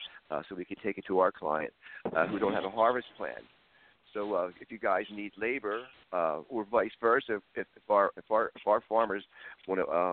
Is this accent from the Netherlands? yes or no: no; Philadelphia, Pennsylvania, United States; moved away; I'm from Philadelphia